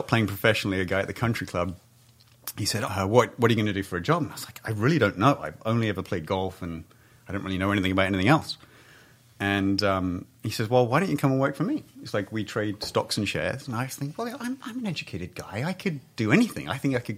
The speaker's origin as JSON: {"language": "English", "region": "England", "country": "United Kingdom", "tie": "born or raised there", "moved": "yes", "lives_now": "Southern California, United States", "said": "I grew up in England where it's bunny rabbits and squirrels"}